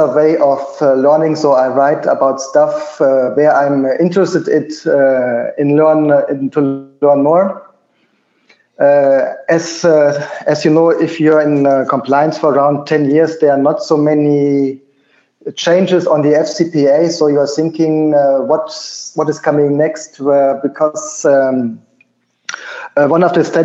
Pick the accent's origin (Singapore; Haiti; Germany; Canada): Germany; moved away as an adult; also born or lived in Mexico City, Mexico; Originally, I am from Germany.